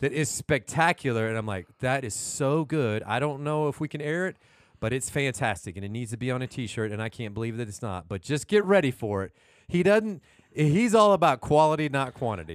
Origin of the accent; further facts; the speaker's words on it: Houston, Texas, United States; I'm actually from Houston